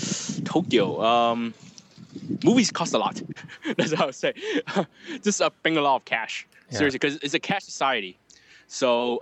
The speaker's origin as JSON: {"language": "English", "country": "Hong Kong", "said": "I'm from Hong Kong."}